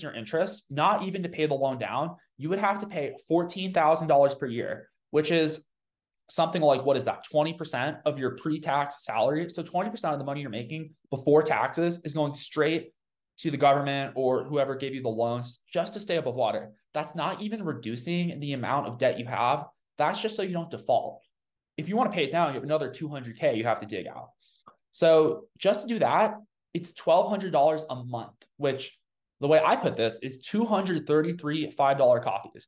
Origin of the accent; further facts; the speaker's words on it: Colorado, United States; because I'm from Colorado